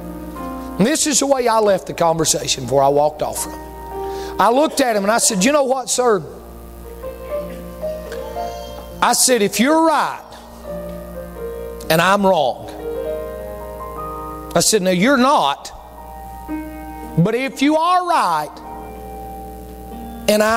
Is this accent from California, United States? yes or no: no; East Bend, North Carolina, United States; I'm from a little place called East Bend, North Carolina.